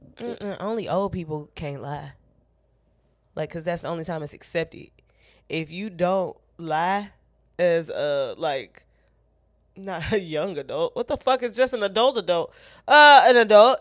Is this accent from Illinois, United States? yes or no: yes; Chicago, Illinois, United States